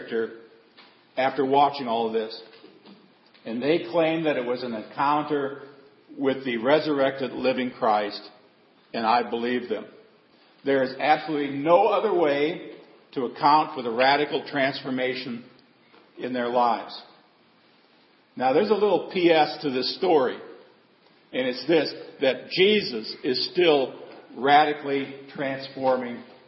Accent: Seward, Nebraska, United States; Growing up in Seward, Nebraska, with my grandfather being the janitor at the church, the school, and the parish hall. Many of you know my grandparents raised me.

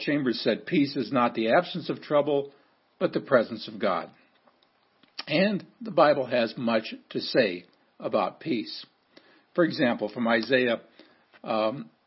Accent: Seward, Nebraska, United States; growing up in Seward, Nebraska

